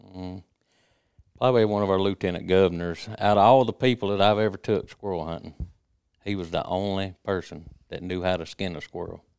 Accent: Jasper County, Mississippi, United States; I was born and raised in Jasper County, Stranger area

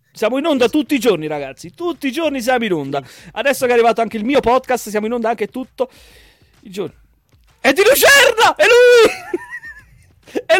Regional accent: Zermatt, Valais, Switzerland; io sono di Zarmat, Canton Vallese. Se conosci la zona, come fai? Non conosci la zona. Sto buco di paese lo conoscono tutti quanti alla fine.

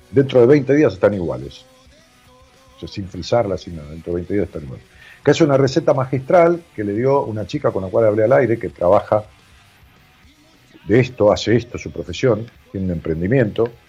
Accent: San Fernando del Valle de Catamarca, Catamarca, Argentina; De Catamarca Capital.

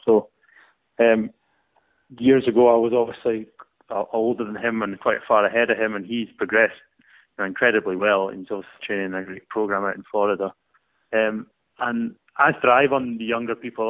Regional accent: Scotland, United Kingdom; being a Scottish person

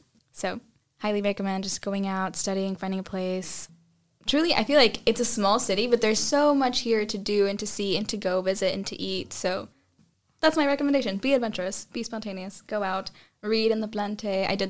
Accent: Texas, United States; Well, I'm doing the Texan. I'm from Texas

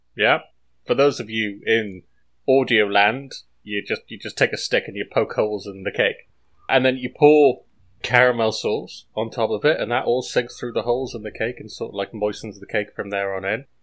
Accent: Wales, United Kingdom; I am Welsh.

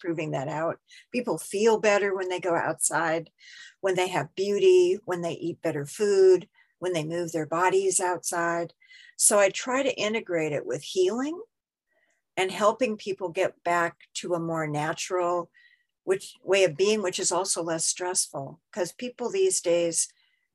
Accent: Seattle, Washington, United States; moved away; I was originally from Seattle.

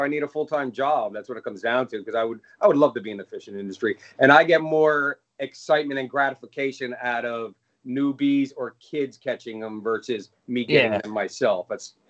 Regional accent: Clinton Road, New Jersey, United States; I grew up on Clinton Road since I was 12 years old.

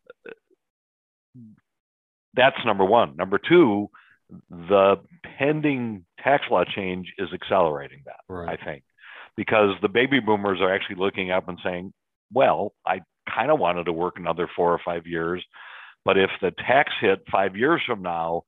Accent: Chicago, Illinois, United States; born and raised in Chicago, lived here my entire life

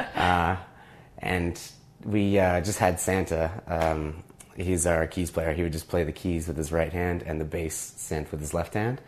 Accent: Toronto, Ontario, Canada; also born or lived in Montreal; I moved back to Toronto from Montreal

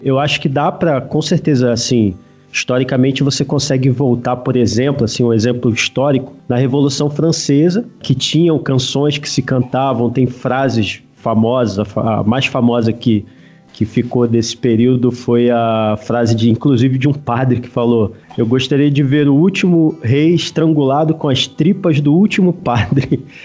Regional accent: Rio de Janeiro, Brazil; moved away as an adult; also born or lived in São Paulo; now in Campinas area, Brazil; sou carioca

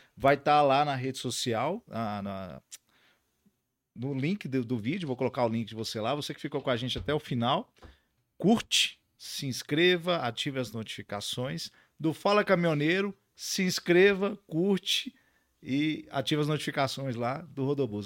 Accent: Montes Claros, Minas Gerais, Brazil; sou de Montes Claros, então conheço bem essa realidade da 251

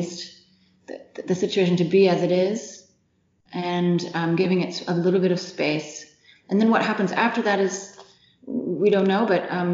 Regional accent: United States; now in Germany; I'm American

